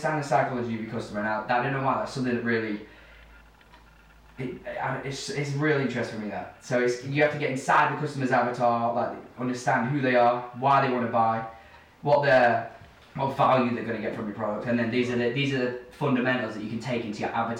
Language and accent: English; Chesterfield, East Midlands, United Kingdom; also born or lived in Barlow / Dronfield; we live in Barlow. We're local pretty much to the Chesterfield area.